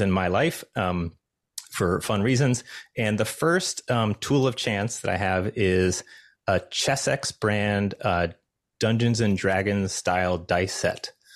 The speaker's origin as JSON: {"language": "English", "town": "Los Angeles", "region": "California", "country": "United States", "said": "I'm from Los Angeles"}